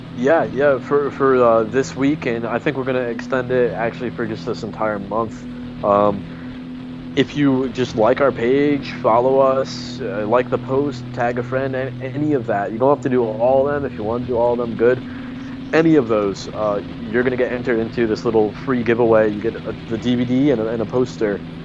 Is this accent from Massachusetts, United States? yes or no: no; Connecticut, United States; originally I'm from Connecticut